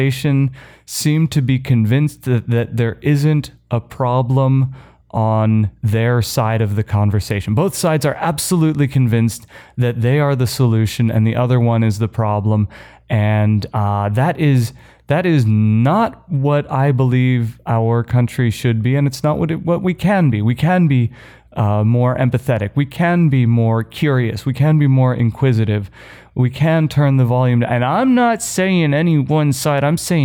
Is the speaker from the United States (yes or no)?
yes; United States; moved away; my home country